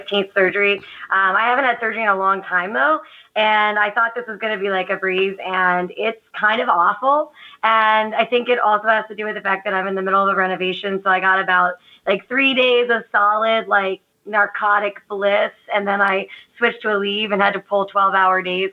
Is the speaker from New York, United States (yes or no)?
no; Gettysburg, Pennsylvania, United States; I grew up near Gettysburg